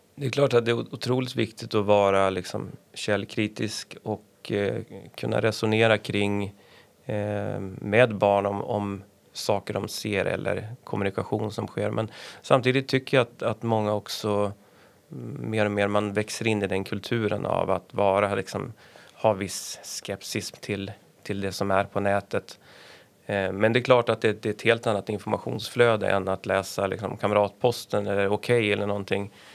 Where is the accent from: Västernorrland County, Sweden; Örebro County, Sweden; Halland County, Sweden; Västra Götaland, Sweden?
Västernorrland County, Sweden; Örnsköldsvik; also born or lived in Stockholm; now in Härnösand, Sweden; när jag växte upp i Övik